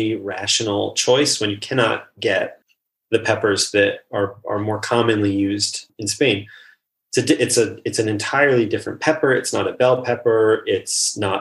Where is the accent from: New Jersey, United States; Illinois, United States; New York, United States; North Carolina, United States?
New York, United States; New York City; I grew up in Brooklyn